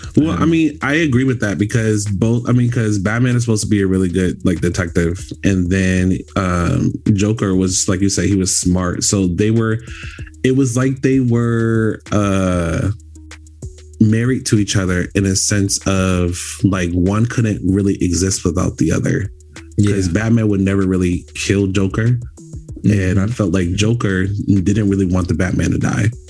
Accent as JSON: {"language": "English", "region": "Florida", "country": "United States", "moved": "yes", "lives_now": "California, United States", "said": "I'm originally from Florida"}